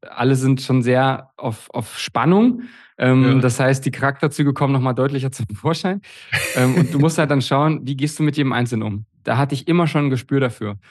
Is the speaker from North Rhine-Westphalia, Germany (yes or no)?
no; Bernburg, Saxony-Anhalt, Germany; das war ja damals in Bernburg in der Saale, in meinem Heimatort